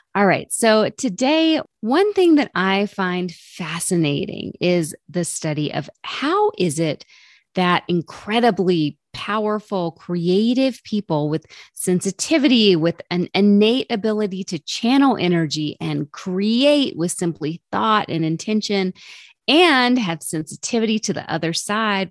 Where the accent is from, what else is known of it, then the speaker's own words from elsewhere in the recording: the South, United States; I'm from the South